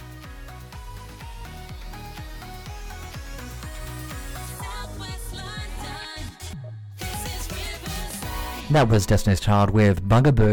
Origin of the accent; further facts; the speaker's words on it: Adelaide, South Australia, Australia; now in United Kingdom; I'm also from Adelaide